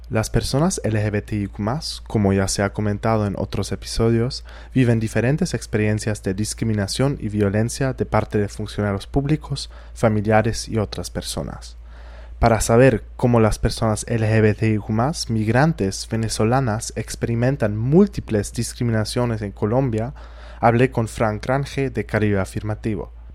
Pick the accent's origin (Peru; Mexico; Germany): Germany; moved away as an adult; soy de Alemania y vine aquí para conocer Barranquilla y la costa colombiana